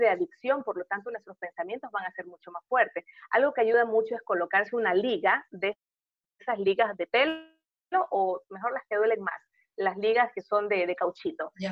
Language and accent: Spanish; Portoviejo, Manabí, Ecuador; moved away; also born or lived in Guayaquil; hoy estoy en Puerto Viejo